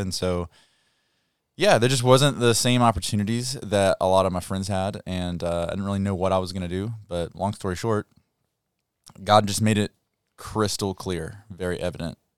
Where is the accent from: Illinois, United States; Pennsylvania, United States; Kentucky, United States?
Kentucky, United States; Muhlenberg County; I'm from Kentucky